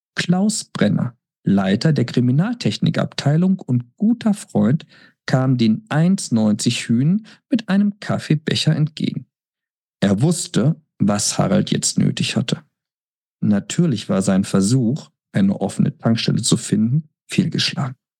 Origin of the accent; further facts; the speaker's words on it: Lügde, North Rhine-Westphalia, Germany; moved away; ich denke auch gerne an meine Kindheit und Jugendzeit in Lüchte zurück